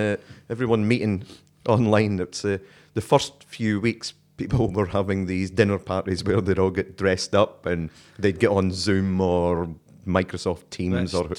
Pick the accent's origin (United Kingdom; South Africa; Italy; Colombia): United Kingdom; Dundee, Scotland; moved away as an adult; also born or lived in Europe / St Kilda, Melbourne; now in Australia